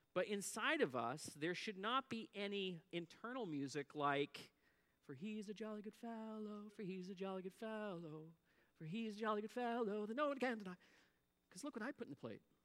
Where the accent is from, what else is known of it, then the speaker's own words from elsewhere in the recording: Antigonish, Nova Scotia, Canada; I grew up in Antigonish, Nova Scotia